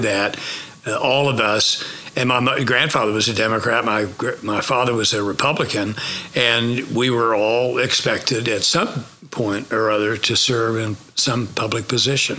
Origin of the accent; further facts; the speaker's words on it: Tulsa, Oklahoma, United States; moved away; I grew up in Tulsa